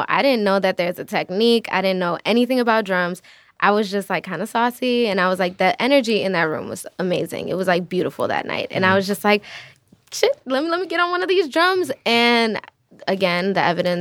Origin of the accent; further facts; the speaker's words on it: Chicago, Illinois, United States; I am from the city. I was born and raised up north. I was born in Uptown, raised in Edgewater.